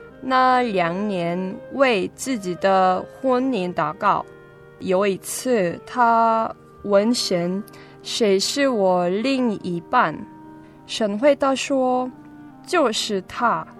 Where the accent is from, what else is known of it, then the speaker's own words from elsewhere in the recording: South Korea; first language Korean; Chinese is a second language; 我是韩国光州教会的姐妹。嗯、呃，我今年二十一岁。